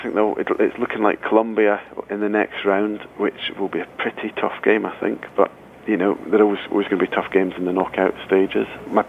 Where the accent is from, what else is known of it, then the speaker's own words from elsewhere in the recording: Scotland, United Kingdom; As a Scot who painfully remembers 1990